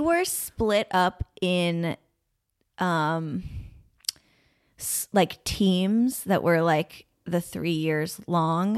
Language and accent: English; Burlington, Vermont, United States; moved away; I'm from Vermont, but I am from Burlington